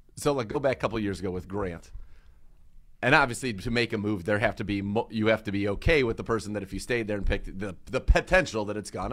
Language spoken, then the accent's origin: English; Bay Area, California, United States; now in Cleveland, United States; I grew up in the Bay Area